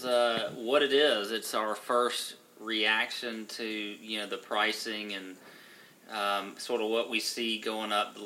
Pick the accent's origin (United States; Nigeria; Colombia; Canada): United States; Augusta, Georgia; growing up in Augusta